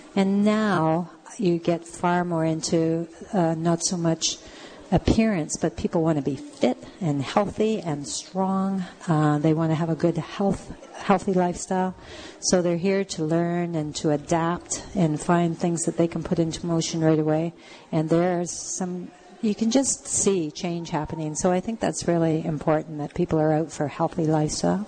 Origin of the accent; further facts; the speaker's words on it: Canada; as Canadian women living in a, an area like southwestern Ontario